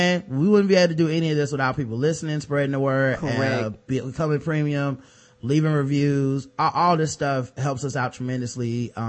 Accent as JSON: {"language": "English", "region": "the South", "country": "United States", "lives_now": "Maryland, United States", "said": "As a Southerner living in Maryland, it feels refreshing to hear Karen's quote-unquote accent"}